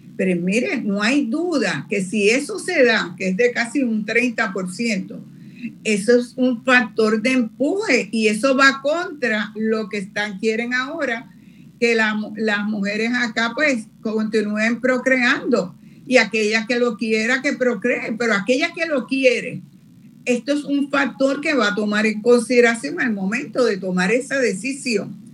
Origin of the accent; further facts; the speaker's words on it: Puerto Rico; la cantidad de población que tenemos acá en Puerto Rico